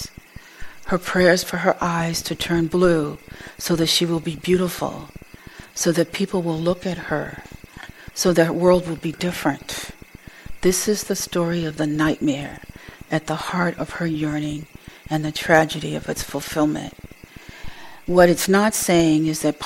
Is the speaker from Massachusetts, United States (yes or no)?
yes; Boston, Massachusetts, United States; I grew up in Boston, which was pretty segregated for a long time